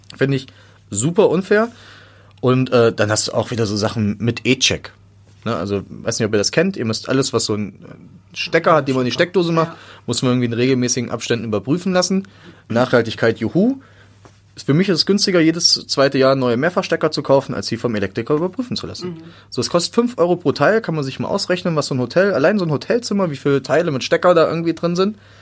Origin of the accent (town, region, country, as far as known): North Hesse, Germany